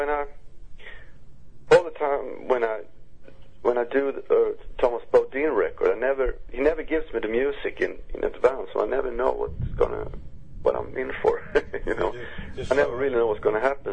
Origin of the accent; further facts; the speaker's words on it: Uppsala, Uppsala County, Sweden; my hometown, Uppsala